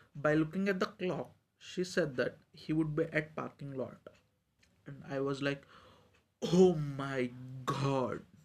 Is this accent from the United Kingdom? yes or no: no; India; from India